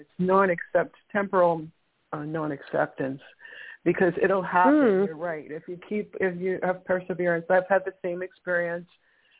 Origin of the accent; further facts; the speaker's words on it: New York, United States; moved away; I'm originally from New York